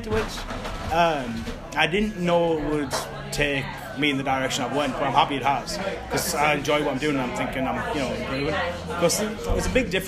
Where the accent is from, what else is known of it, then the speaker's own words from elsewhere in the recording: Hartlepool, North East England, United Kingdom; I'm originally from Hartlepool